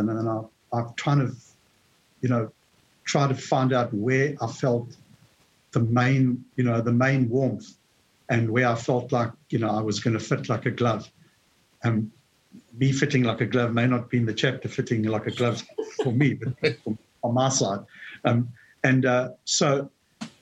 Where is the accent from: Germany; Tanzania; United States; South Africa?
South Africa; moved away as an adult; I emigrated from South Africa about 12 years